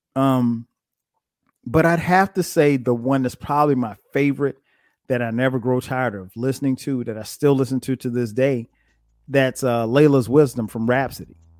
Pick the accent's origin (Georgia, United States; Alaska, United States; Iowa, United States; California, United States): Georgia, United States; Atlanta; my hometown of Atlanta, G